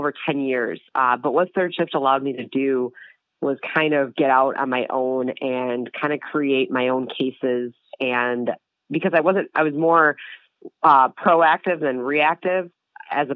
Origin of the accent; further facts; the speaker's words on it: Milwaukee, Wisconsin, United States; also born or lived in Colorado Springs, Colorado; I am from the Milwaukee area, born and raised.